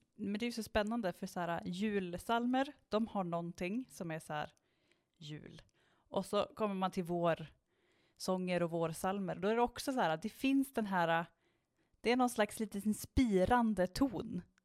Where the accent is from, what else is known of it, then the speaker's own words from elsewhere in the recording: Strömstad, Västra Götaland, Sweden; när jag växte upp i eh, Strömstad så bodde vi ju liksom utanför Strömstad på, liksom, på landet